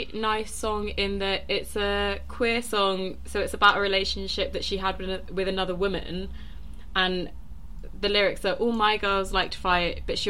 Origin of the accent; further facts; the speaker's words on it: London, United Kingdom; now in Birmingham, United Kingdom; I'm from London, but we're based in Birmingham